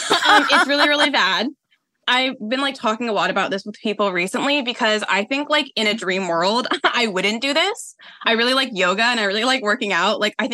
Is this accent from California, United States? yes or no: yes; Oakland, California, United States; now in Los Angeles, United States; I am 26. I am from Oakland, California, I say. Like, I grew up there, but I live in Los Angeles.